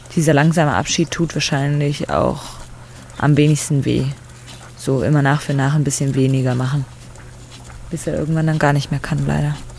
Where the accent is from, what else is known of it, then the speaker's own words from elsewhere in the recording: Netze, Hesse, Germany; moved away as an adult; now in Leipzig, Germany; Mein Heimatort ist ein kleines Dorf, so mit mehreren hundert Einwohnern in Nordhessen